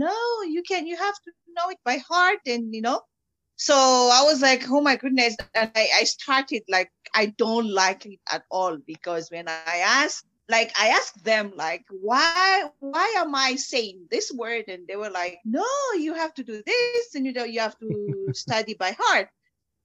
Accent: Fianarantsoa, Madagascar; first language Malagasy; English is a second language; moved away as an adult; now in Randburg, South Africa; I came from Fianarantsoa in Madagascar

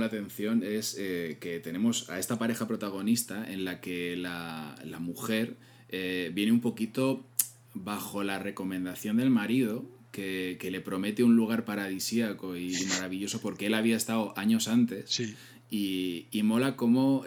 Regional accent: Castilla-La Mancha, Spain; como tú y como yo, que somos manchegos, esos pueblos es que es, nuestra niñez

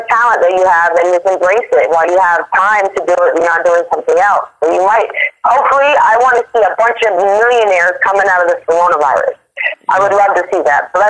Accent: South Florida, United States; also born or lived in New York; no, I'm actually from Florida. Uh, you know, um, down south Florida, southern Florida on the East Coast.

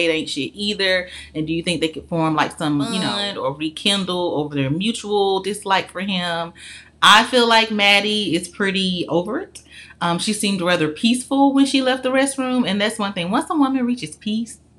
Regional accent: Birmingham, Alabama, United States; I'm from Birmingham, Alabama

